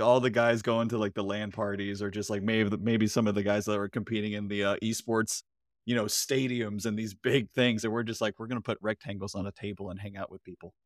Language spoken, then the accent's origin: English; Florida, United States; I'm from Florida